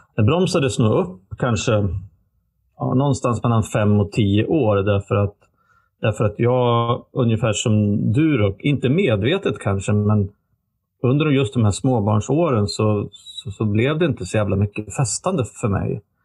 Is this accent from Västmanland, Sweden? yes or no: yes; Västerås, Västmanland, Sweden; moved away; hemma i Västerås där vi växte upp då, eller bodde